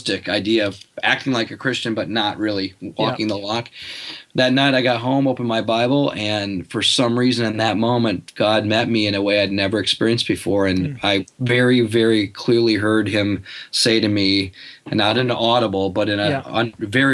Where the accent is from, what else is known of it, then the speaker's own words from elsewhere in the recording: Muskegon, Michigan, United States; moved away as an adult; Yeah, that's where I grew up. I grew up in Muskegon, Michigan, spent the first 18 years of my life there.